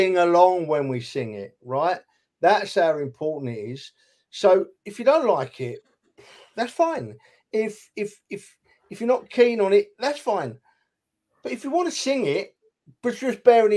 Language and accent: English; London, United Kingdom; I was born and brought up in North London